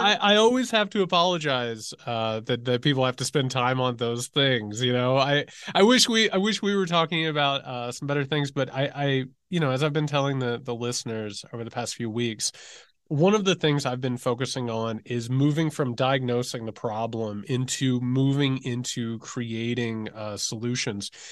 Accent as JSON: {"language": "English", "region": "Indiana", "country": "United States", "said": "I'm from Indiana"}